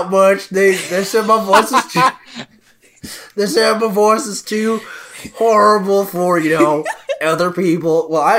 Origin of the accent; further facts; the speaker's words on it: Hartford, Connecticut, United States; I'm from Connecticut.